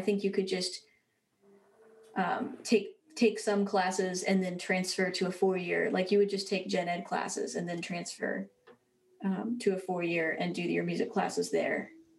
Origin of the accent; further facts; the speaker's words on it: Springfield, Missouri, United States; moved away as an adult; also born or lived in Evanston, Illinois / Bowling Green, Ohio; So I grew up in Southwest Missouri in Springfield, which is close to Branson.